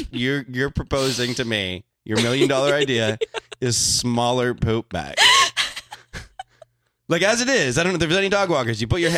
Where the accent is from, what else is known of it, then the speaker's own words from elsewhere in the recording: Canada; I'm Canadian.